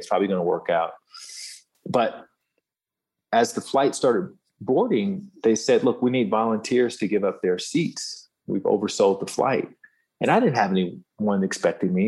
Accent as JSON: {"language": "English", "region": "Alabama", "country": "United States", "moved": "as an adult", "said": "I'm this kid from Alabama"}